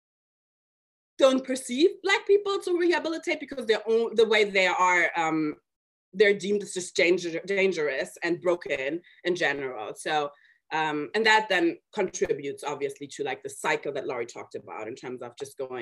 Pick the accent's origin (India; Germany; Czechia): Germany; moved away; I was born and raised in Germany to immigrant parents from Mali